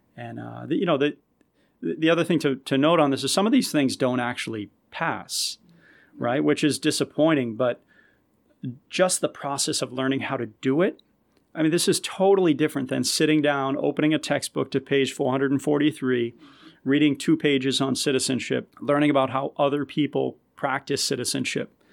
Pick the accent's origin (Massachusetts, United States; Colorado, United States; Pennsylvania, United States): Massachusetts, United States; Malden; I grew up in Malden, so, you know, a pretty diverse community